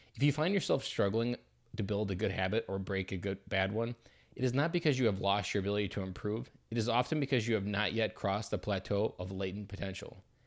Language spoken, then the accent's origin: English; Delaware, Wisconsin, United States; also born or lived in Janesville, Wisconsin; I grew up in Delaware, Wisconsin, just south of Madison, Wisconsin.